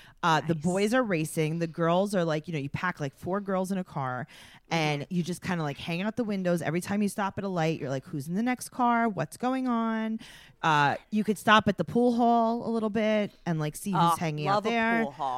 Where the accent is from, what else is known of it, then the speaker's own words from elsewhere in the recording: Queens, New York, United States; So I grew up in Queens and, mm-hmm. you know, we had cars because we drove to places